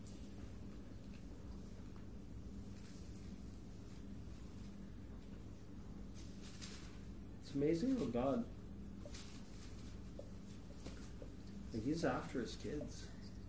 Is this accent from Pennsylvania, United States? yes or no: no; California, United States; moved away as an adult; also born or lived in West Virginia; I grew up in California.